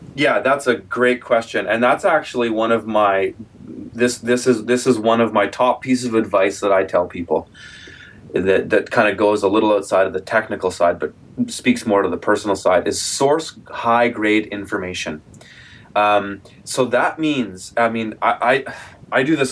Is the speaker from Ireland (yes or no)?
no; Kelowna, British Columbia, Canada; Kelowna, my hometown here